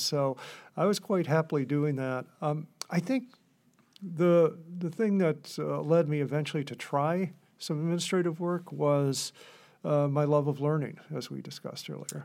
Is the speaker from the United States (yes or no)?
yes; Gouverneur, New York, United States; I grew up in Governor, New York, which, uh, at the time was a community of about five thousand people